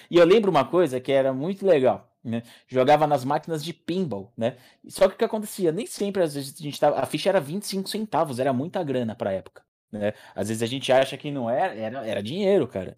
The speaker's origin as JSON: {"language": "Portuguese", "town": "Atibaia", "region": "São Paulo", "country": "Brazil", "tie": "born or raised there", "moved": "yes", "said": "Eu cresci em Atibaia"}